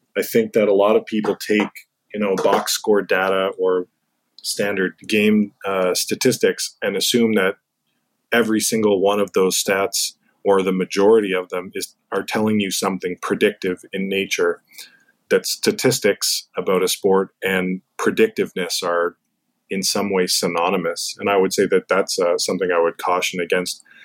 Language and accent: English; Canada; growing up in Canada, that's the sport that many of us played as kids